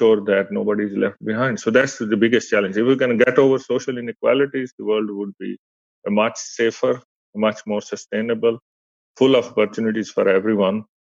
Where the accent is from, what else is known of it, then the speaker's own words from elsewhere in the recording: Pakistan; moved away; I come from Pakistan